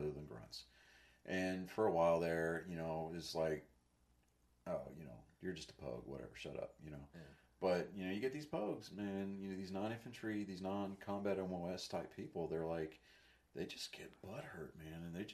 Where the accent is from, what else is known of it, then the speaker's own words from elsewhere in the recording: Texas, United States; moved away; I'm a white kid coming from Texas.